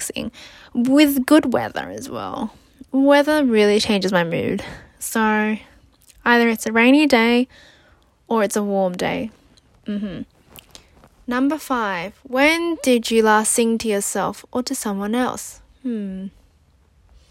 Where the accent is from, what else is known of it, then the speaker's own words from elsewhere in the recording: Sydney, New South Wales, Australia; also born or lived in New Zealand; I was born in New Zealand and raised in Australia. I went to primary and high school and uni in Australia, in Sydney